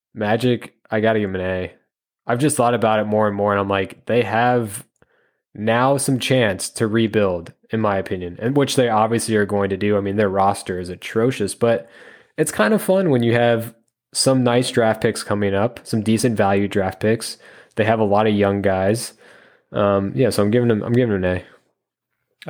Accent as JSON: {"language": "English", "region": "Utah", "country": "United States", "tie": "born or raised there", "also_born_or_lived": "Charlotte, North Carolina", "said": "I grew up in Utah and kind of went back and forth between Charlotte"}